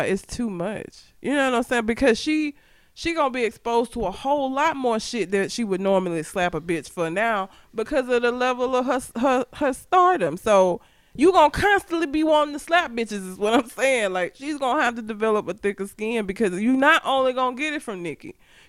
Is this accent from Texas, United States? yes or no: no; Talladega, Alabama, United States; Meanwhile, I tell people I'm from Talladega, and the only thing they know is Ricky Bobby, shake and bake.